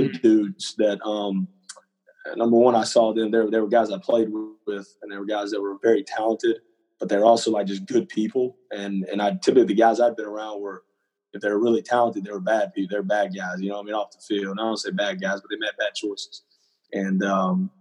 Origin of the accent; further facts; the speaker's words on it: Hurst, Texas, United States; also born or lived in Cleburne, Texas; I grew up in Fort Worth, Texas, specifically in Hearst, Texas, and then going into my junior year, my family and I, we moved down